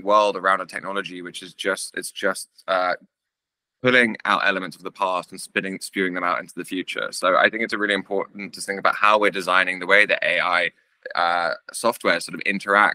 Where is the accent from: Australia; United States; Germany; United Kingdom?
United Kingdom; England; as an English person